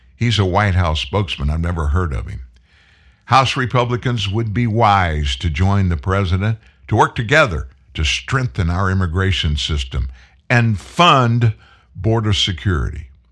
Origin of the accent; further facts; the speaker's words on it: Texas, United States; I was born in Texas. I'm a native Texan.